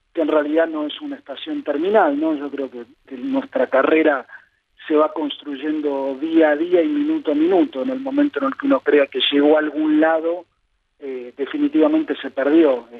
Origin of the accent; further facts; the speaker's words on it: Buenos Aires, Argentina; crié en el barrio de Palermo